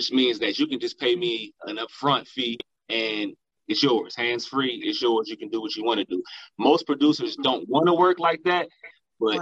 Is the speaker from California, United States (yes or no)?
no; Dayton, Ohio, United States; Artist named … that I work with out of my hometown, Dayton, Ohio